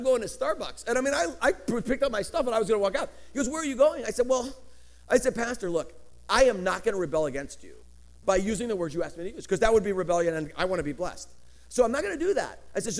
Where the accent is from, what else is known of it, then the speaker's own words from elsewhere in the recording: Colorado, United States; now in California, United States; I come from Colorado.